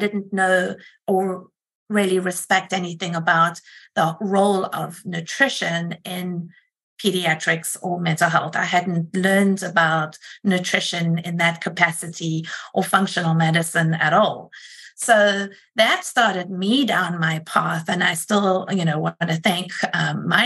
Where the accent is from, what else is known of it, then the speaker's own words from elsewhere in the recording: South Africa; moved away as an adult; also born or lived in Rochester, United States; now in United States; I am originally from South Africa and have been here for about 26 years